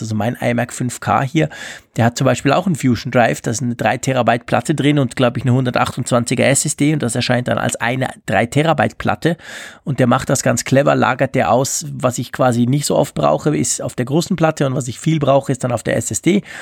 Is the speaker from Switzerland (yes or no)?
yes; Switzerland; bei uns in der Schweiz